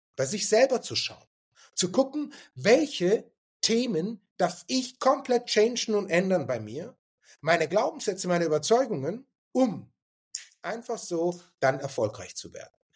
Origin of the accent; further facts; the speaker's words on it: Stuttgart, Baden-Württemberg, Germany; moved away as an adult; ich komme ursprünglich aus Stuttgart und bin in Stuttgart geboren